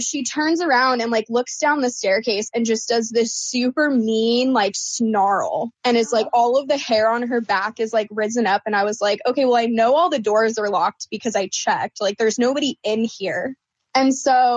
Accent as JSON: {"language": "English", "region": "Oregon", "country": "United States", "tie": "born or raised there", "moved": "as an adult", "lives_now": "Phoenix, United States", "said": "I was born and raised in Oregon."}